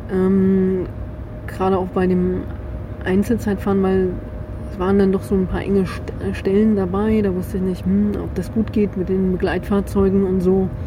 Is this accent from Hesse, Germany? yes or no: no; Chemnitz, Saxony, Germany; ey, guck mal, ich komme aus Chemnitz